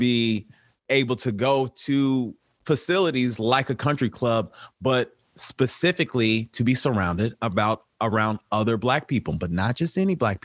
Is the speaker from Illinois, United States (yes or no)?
yes; Chicago, Illinois, United States; now in Los Angeles, United States; I'm from the South Side of Chicago, born with by two physician parents